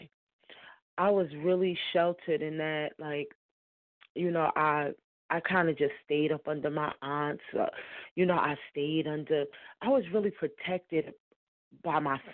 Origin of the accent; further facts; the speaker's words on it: Newark, New Jersey, United States; growing up in Newark, I had a lot of experiences, some ugly, some good